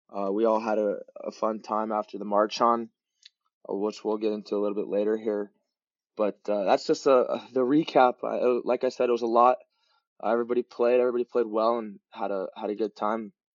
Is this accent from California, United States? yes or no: yes; Long Beach, California, United States; I uh, was born and raised in Long Beach